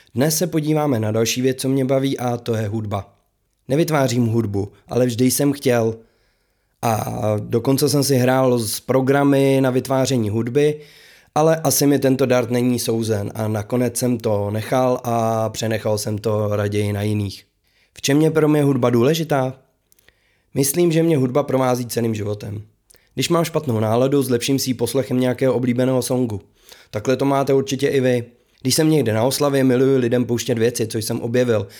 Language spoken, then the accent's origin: Czech; Králův Dvůr, Central Bohemian Region, Czechia; u nás v Králováku ve svých patnácti letech